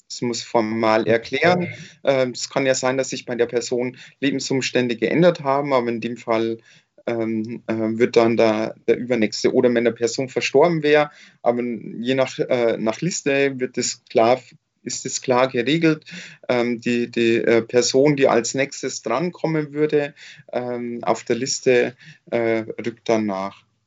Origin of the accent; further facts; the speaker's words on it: Nuremberg, Bavaria, Germany; wir äh, NürnbergerInnen